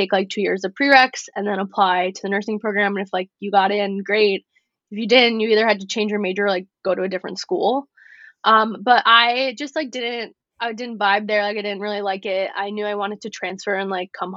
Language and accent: English; New York, United States; also born or lived in Florida; I couldn't go home on the weekends because I was from New York